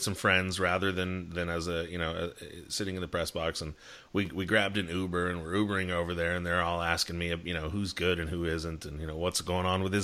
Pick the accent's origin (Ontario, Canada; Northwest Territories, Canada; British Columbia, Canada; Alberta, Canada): Ontario, Canada; Toronto; I'm from Toronto